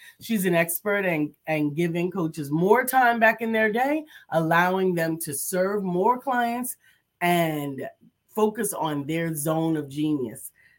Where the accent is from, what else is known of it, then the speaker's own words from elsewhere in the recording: New York, United States; I'm from New York.